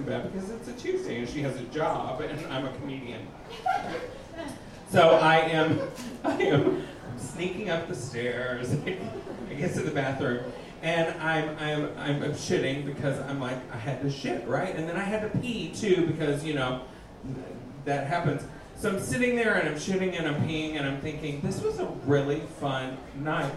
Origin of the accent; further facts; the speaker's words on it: Texas, United States; moved away as an adult; also born or lived in Los Angeles; now in Wisconsin, United States; I'm from Texas